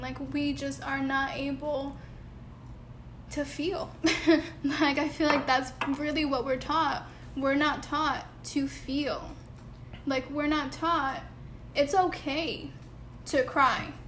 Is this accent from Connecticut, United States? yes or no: yes; Bridgeport, Connecticut, United States; moved away; growing up back home in Connecticut, when so so I grew up in Bridgeport